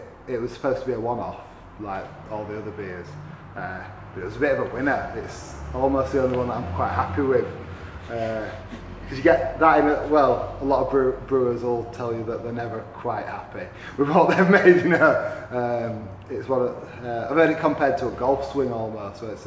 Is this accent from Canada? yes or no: no; Huddersfield, Yorkshire and the Humber, United Kingdom; They also have a coffee shop in my hometown, Huddersfield, called Coffee Evolution.